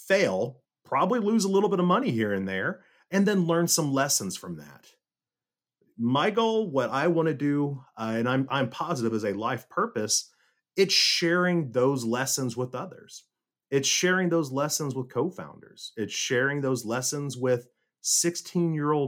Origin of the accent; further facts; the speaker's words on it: Las Casas, Tennessee, United States; moved away as an adult; also born or lived in Silicon Valley; growing up in God's country of Las Casas, Tennessee